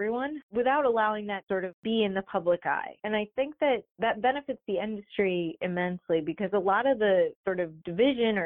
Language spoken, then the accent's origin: English; upstate New York, United States; now in Michigan, United States; I'm from upstate New York, and so I have some New Yorker in me